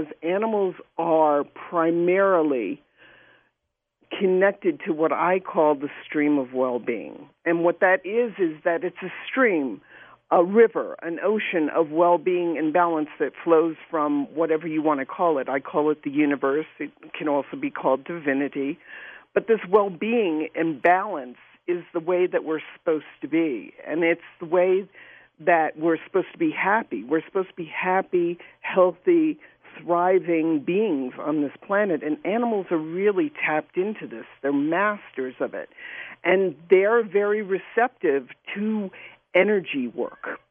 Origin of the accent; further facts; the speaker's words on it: New York City, New York, United States; I grew up in New York City